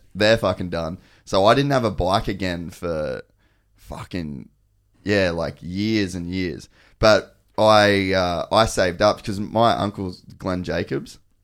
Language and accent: English; Cairns, Queensland, Australia; I grew up in Cairns